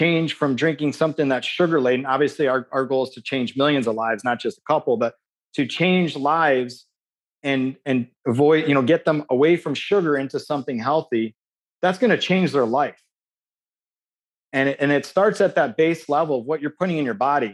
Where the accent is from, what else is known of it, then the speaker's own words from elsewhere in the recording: Chicago, Illinois, United States; I grew up in Chicago